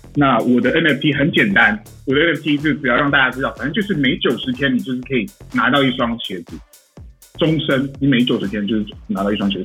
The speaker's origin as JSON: {"language": "Chinese", "country": "Taiwan", "tie": "born or raised there", "moved": "as an adult", "said": "其实我也是台湾长大的，然后大学的时候出国去念嘛"}